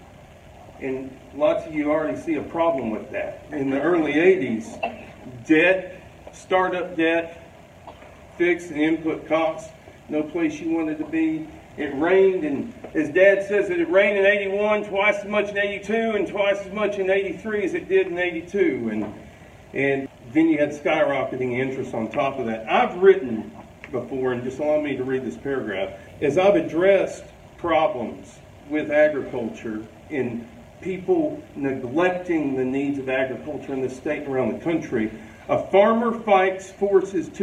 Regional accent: Abernathy, Texas, United States; I'm from Abernathy, Texas

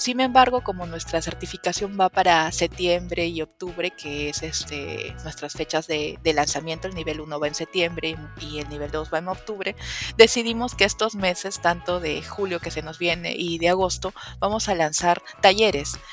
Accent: Peru; yo soy peruana

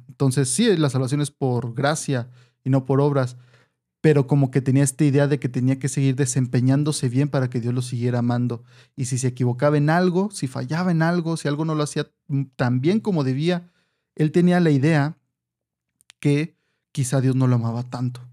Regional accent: Mexico; nosotros aquí en México

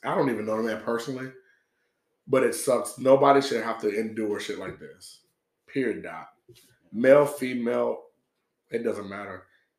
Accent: Atlanta, Georgia, United States; I grew up in a society, I grew up in Atlanta, right? So the society I grew up in is, you talk shit, you get hit.

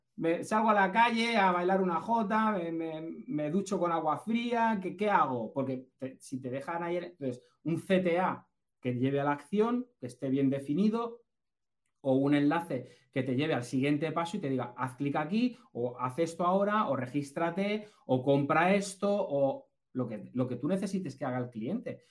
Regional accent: Castilla-La Mancha, Spain; also born or lived in Basque Country; somos manchegos. Yo soy, yo soy vasco, pero nacido en La Mancha

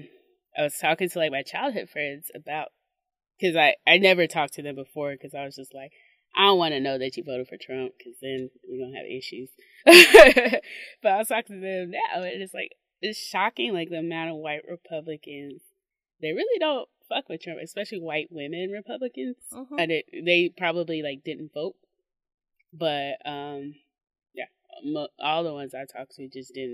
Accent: Mississippi, United States; I'm from Mississippi

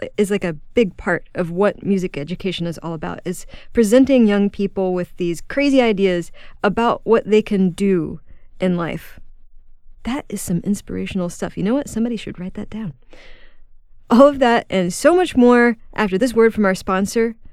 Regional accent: Houston, Texas, United States; my hometown of Houston, Texas

